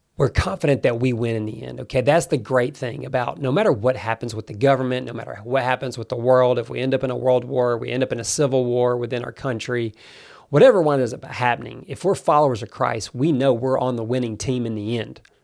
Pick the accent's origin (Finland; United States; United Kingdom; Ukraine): United States; I do love America. That is my home country